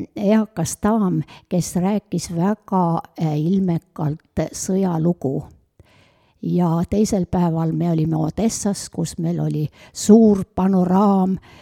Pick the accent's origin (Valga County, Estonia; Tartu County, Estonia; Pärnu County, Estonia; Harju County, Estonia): Valga County, Estonia; Otepää; mina olen üks Otepää vanainimene